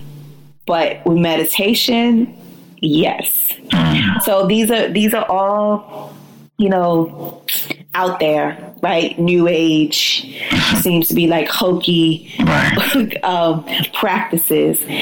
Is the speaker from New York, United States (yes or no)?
yes; New York City, New York, United States; I'm a New Yorker until